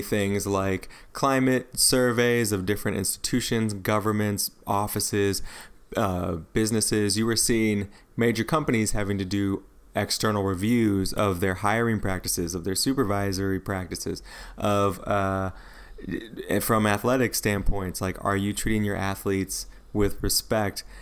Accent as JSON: {"language": "English", "region": "Midwest", "country": "United States", "tie": "born or raised there", "also_born_or_lived": "the South / the Southwest", "moved": "yes", "said": "I grew up in the Midwest"}